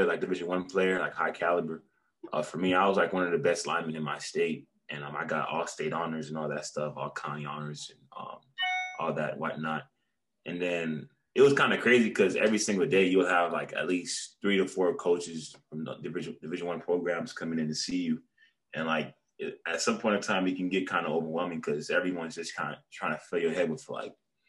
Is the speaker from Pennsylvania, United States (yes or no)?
no; Florida, United States; I'm from Florida